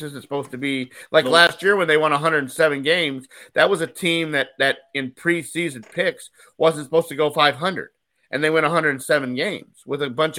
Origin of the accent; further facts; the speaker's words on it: Michigan, United States; I was born in Michigan